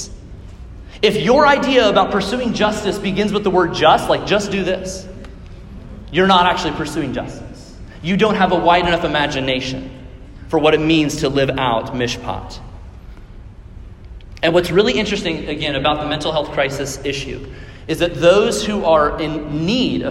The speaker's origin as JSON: {"language": "English", "area": "Johnson County", "region": "Kansas", "country": "United States", "said": "I'm from Johnson County. I love Johnson County"}